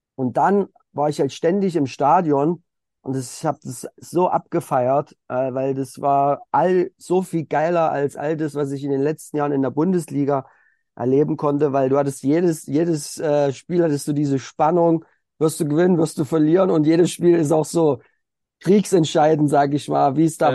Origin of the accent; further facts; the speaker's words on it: Elstra, Saxony, Germany; ich komme halt aus der Oberlausitz, das ist noch mal so ein bisschen außerhalb von Dresden, da bin ich geboren und da habe ich auch Fußball angefangen in einem kleinen Dorf, Grün-Weiß-Elstra